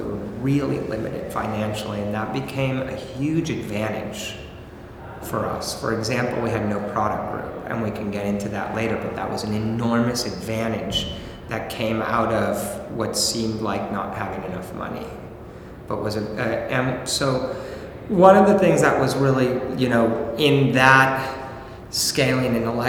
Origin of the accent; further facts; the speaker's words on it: Mexico; born there; I was born in Mexico. My mom's Mexican. My wife is Bulgarian.